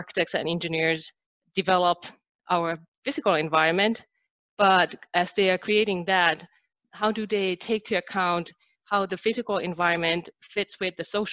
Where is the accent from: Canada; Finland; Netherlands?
Finland; English is a second language; moved away as an adult; now in United States; I'm originally from Finland, and I moved to United States 5 years ago